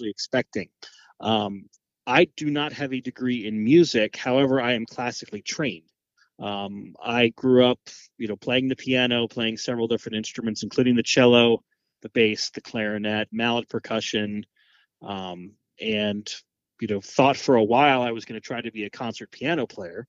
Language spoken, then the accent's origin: English; Annapolis, Maryland, United States; moved away as an adult; now in Rockhill Furnace, United States; I grew up just outside of Annapolis, Maryland, right on the Chesapeake Bay